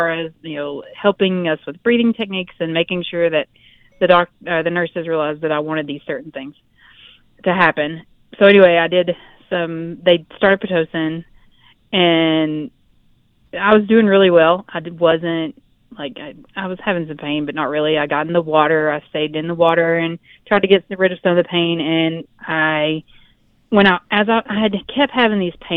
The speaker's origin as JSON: {"language": "English", "region": "Tennessee", "country": "United States", "moved": "yes", "lives_now": "Utah, United States", "said": "I'm from Tennessee."}